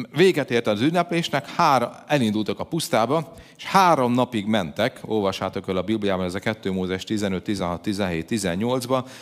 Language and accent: Hungarian; Hungary; magyar vagyok